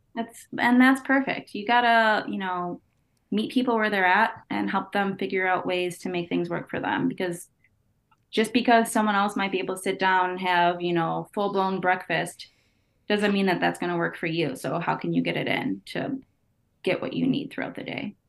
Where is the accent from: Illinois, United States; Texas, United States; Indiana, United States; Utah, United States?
Illinois, United States; Chicago; I'm from the Chicagoland area, from the Northwest suburbs